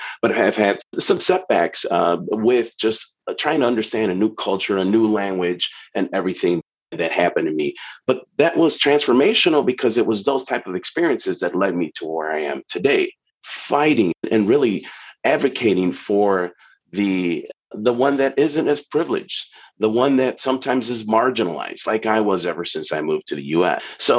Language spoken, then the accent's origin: English; Chicago, Illinois, United States; also born or lived in Lima, Peru; I'm originally from Lima, Peru. I was born in Peru, an immigrant story, and have moved here in Chicago, which is where I live and have lived ever since I was 8 years old.